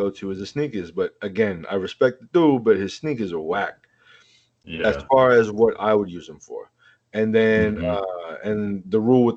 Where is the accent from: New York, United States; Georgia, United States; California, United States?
California, United States; Oakland; I'm from Oakland.